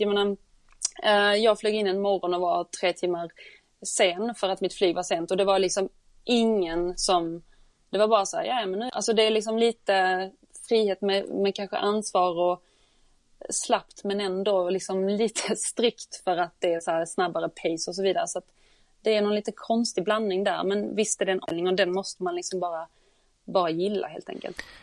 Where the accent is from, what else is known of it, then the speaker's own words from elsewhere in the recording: Sweden; moved away as an adult; now in London, United Kingdom; som svensk